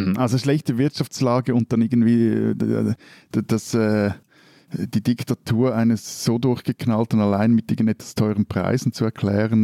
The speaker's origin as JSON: {"language": "German", "country": "Switzerland", "said": "bei uns in der Schweiz"}